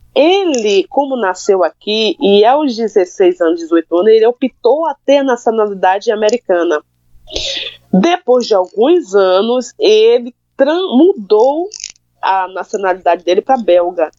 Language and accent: Portuguese; Brazil; moved away as an adult; now in Belgium; eu sou brasileira, eu sou do Brasil